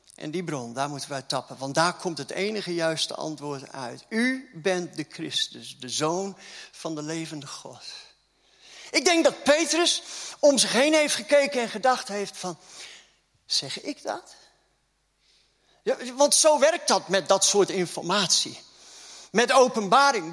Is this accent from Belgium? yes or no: no; Groningen, Netherlands; accent: Gronings; moved away; Ik kom ook uit Groningen, hè?